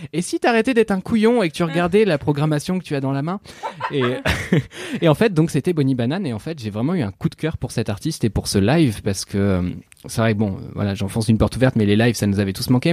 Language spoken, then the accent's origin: French; Normandy, France; je suis normand